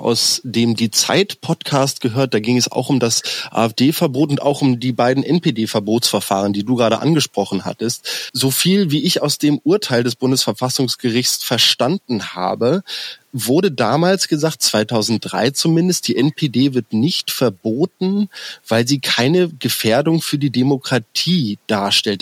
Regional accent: Berlin, Germany; als Berliner

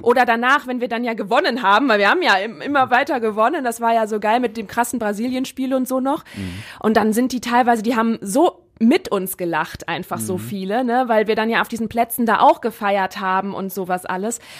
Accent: Germany; als Deutsche in England

